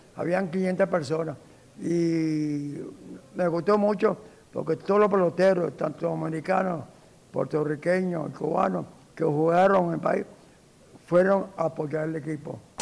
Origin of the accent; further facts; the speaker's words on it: Tucupita, Delta Amacuro, Venezuela; moved away; also born or lived in Caracas; Nací en la provincia de Tucupita... pero nací en Liceo Caraqueño. Y hasta la fecha soy caraqueño